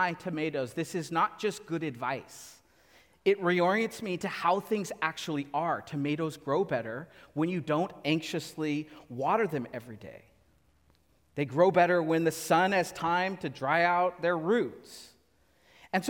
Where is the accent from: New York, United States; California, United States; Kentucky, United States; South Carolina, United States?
California, United States; Central Valley; now in Southern California, United States; I grew up in the Central Valley. We grew up just with lots of tomatoes